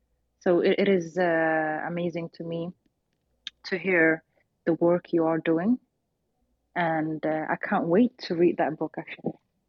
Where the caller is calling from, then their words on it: Sweden; I'm joining you from Sweden.